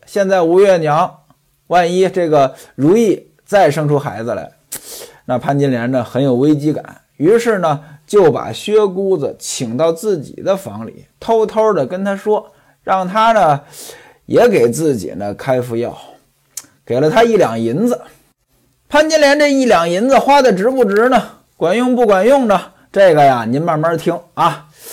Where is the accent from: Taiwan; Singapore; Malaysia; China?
China; northern China; now in southern China; 在我们北方没这讲究，我记得我在北方的时候